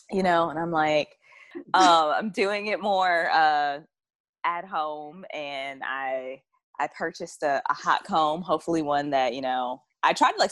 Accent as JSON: {"language": "English", "region": "the South", "country": "United States", "said": "so you can tell I'm from the South"}